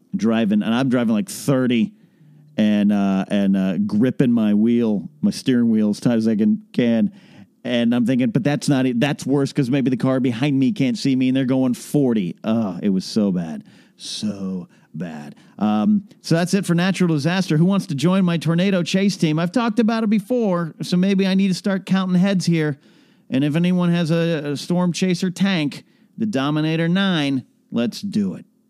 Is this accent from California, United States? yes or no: yes; Arroyo Grande, California, United States; now in Southern California, United States; my hometown of, uh, Royal Grande, Pismo Beach, California